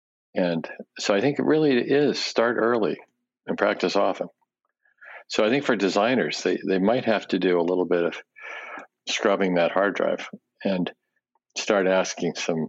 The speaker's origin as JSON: {"language": "English", "country": "Japan", "tie": "born there", "said": "when I was a baby, I was born in Japan right after the war, and my parents spoke Japanese, and we lived in a Japanese house."}